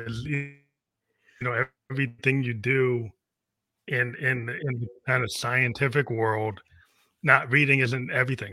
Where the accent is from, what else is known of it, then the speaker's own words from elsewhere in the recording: outside of Boston, Massachusetts, United States; I grew up outside of Boston